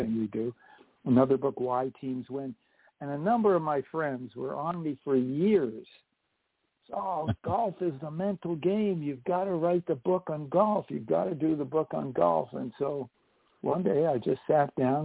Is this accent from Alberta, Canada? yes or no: no; Montreal, Quebec, Canada; moved away; also born or lived in British Columbia / California; I was born in Montreal.